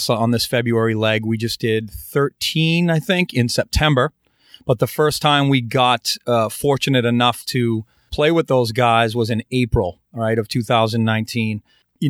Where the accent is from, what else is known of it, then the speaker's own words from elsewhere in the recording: Boston, Massachusetts, United States; We're from Boston.